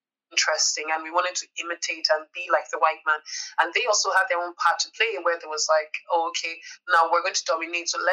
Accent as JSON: {"language": "English", "country": "Nigeria", "said": "me as a Nigerian"}